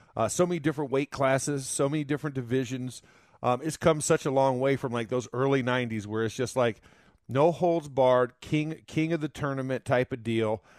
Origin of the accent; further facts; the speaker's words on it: Florida, United States; my home state is uh, is known for these crazy uh, accusations